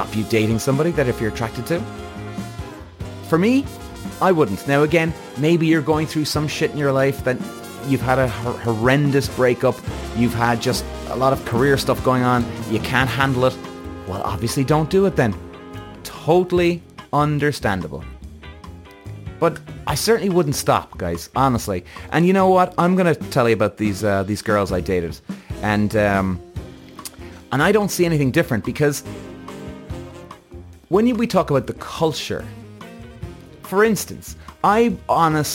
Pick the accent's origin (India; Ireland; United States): Ireland; Irish. I'm Irish. And I live in Ireland